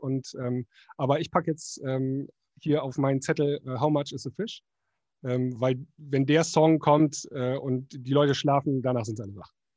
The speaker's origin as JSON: {"language": "German", "region": "Northern Germany", "country": "Germany", "said": "bei uns im Norden"}